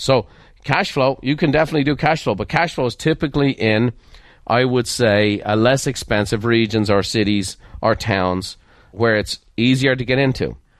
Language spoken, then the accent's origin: English; Ireland; I'm Irish